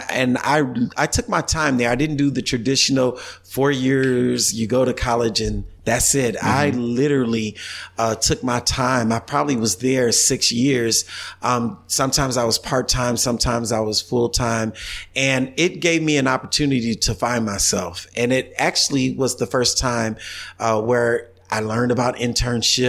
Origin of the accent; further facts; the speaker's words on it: Kenosha, Wisconsin, United States; also born or lived in Chicago, Illinois; I loved growing up in Kenosha